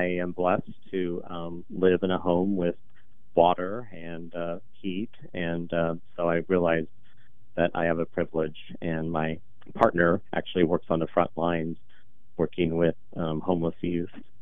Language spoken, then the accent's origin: English; Portland, Oregon, United States; I'm born and raised here in Portland. I'm the youngest of 8 with deep North Portland roots.